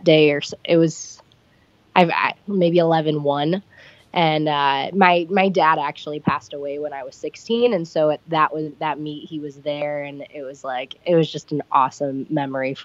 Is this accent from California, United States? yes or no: no; Olmsted Falls, Ohio, United States; moved away as an adult; also born or lived in Knoxville, Tennessee / Ashland, Ohio / Akron, Ohio; now in Washington State, United States; I grew up in Olmsted Falls, which is about 20 minutes outside of Cleveland